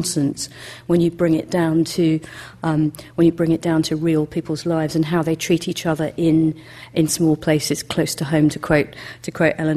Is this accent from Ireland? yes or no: no; United Kingdom; growing up in Britain